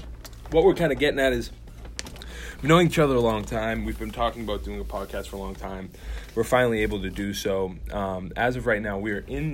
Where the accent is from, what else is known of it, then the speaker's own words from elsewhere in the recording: Saugus, Massachusetts, United States; I'm from Saugus, Massachusetts. I'm 24.